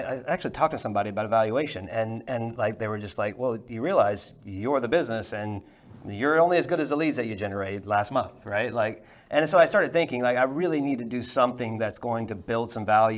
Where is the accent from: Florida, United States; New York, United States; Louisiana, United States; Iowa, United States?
Louisiana, United States; I grew up in Louisiana